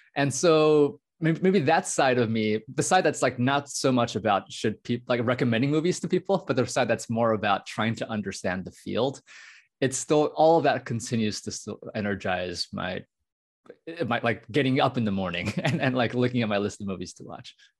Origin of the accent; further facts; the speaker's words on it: United States; I was born in the United States. My parents are immigrants from Taiwan.